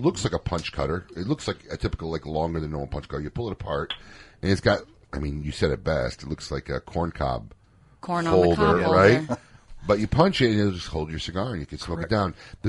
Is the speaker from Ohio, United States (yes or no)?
no; Chicago, Illinois, United States; So, actually, I'm from Chicago, so...